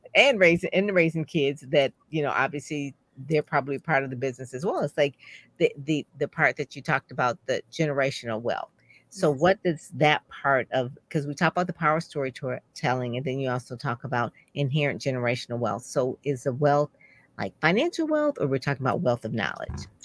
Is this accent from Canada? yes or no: no; Detroit, Michigan, United States; I'm from Detroit, so I go to Detroit public schools